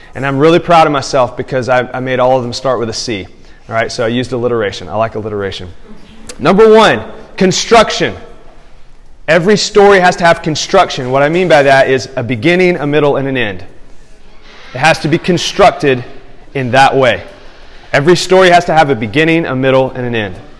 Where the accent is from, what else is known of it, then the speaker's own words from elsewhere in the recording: Tuscumbia, Alabama, United States; now in Houston, United States; my hometown. Like there's something about when I come into that town and visit it now that I live in Houston. When I come to Tuscumbia, Alabama